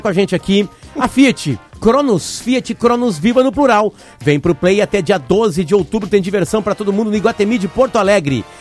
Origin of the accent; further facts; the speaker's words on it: Uruguay; sou uruguaio